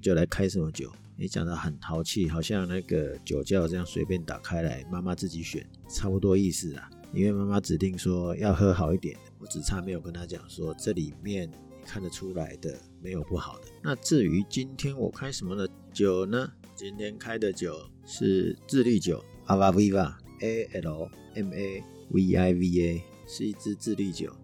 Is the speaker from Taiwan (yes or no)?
yes; Taiwan; 传统我们台湾人的习俗，初二回娘家